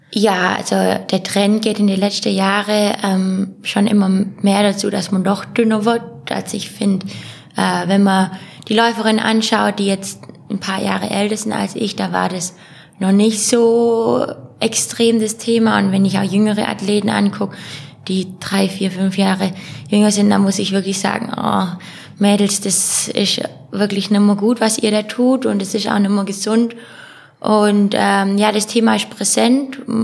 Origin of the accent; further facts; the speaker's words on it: Ulm, Baden-Württemberg, Germany; ich bezeichne auch Ulm als meine Heimat